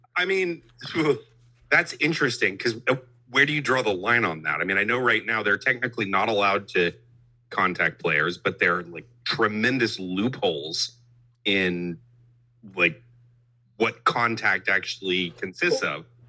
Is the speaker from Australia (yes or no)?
no; Abilene, Texas, United States; now in Houston, United States; I grew up in Abilene, so I'm a Dallas sports fan